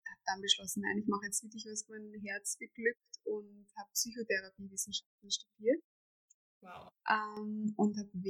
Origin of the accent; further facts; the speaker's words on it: Vienna, Austria; ich komme aus Österreich, aus Wien, aus dem Westen von Wien, ähm, bin 30 Jahre alt und lebe hier mit meinem Freund